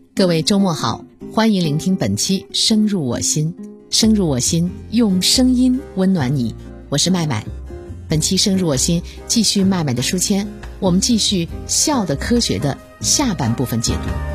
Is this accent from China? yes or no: yes; China; 我们中国人